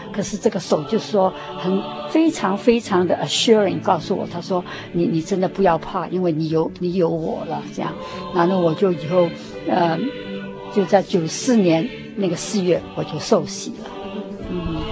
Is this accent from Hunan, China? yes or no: no; Shanghai, China; moved away as an adult; also born or lived in Hong Kong; now in United States; 我是在香港出生 然后在上海长大，然后到那个， 在上海念完大学以后呢， 那个时候就是九四九年大陆解放了， 那我就回到香港， 住了十， 待了十年， 然后到美国来，移民到美国来